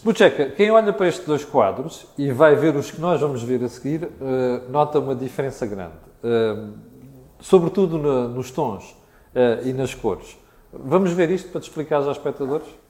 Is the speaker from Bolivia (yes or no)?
no; Mozambique; now in Portugal; Moçambique, que foi o país onde eu cresci